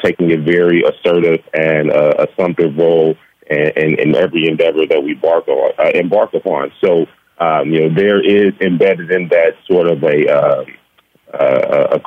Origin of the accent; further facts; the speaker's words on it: Gary, Indiana, United States; moved away as an adult; also born or lived in Iowa; we are uh, born and raised in Gary, Indiana. Uh, we actually grew up uh, a rock's throw from each other uh, on the same block.